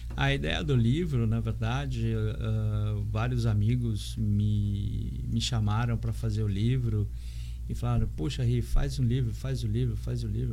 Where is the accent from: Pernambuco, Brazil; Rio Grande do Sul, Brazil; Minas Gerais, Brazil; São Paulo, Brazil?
São Paulo, Brazil; now in Santos, Brazil; eu sou de São Paulo e moro aqui já há bastante tempo.